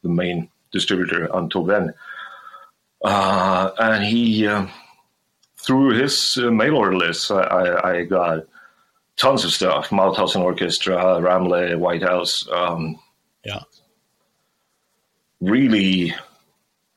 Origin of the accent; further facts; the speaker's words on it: Gothenburg, Västra Götaland, Sweden; growing up in Gothenburg